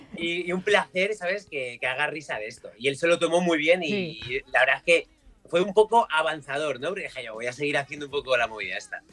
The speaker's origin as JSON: {"language": "Spanish", "town": "Madrid", "region": "Community of Madrid", "country": "Spain", "tie": "born or raised there", "said": "yo nací en, Madrid, mi padre es gallego y voy mucho a Galicia"}